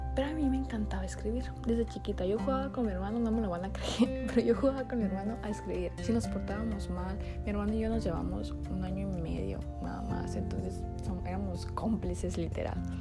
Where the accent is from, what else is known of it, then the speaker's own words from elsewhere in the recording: Sonora, Mexico; accent: norteño; also born or lived in Puebla; soy de una ciudad muy pequeña que está en el estado de Sonora. Así que si me estás escuchando y no eres del norte, eres del centro, del sur del país, y escuchas mi acento norteño, es que estás en todo lo correcto porque soy norteña